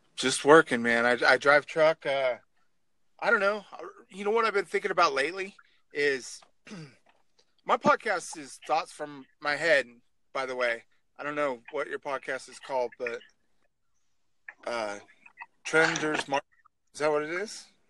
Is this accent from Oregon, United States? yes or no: yes; Oregon, United States; now in North Dakota, United States; I'm from Oregon originally